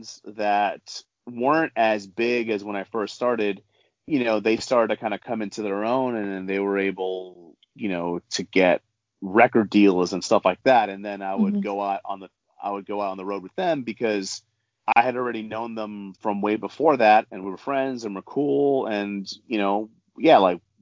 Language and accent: English; New York, United States; so I grew up in New York